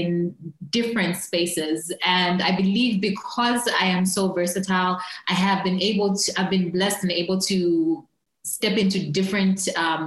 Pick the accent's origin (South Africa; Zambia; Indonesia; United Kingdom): Zambia; I am from Zambia, currently based in Lusaka / Kabwe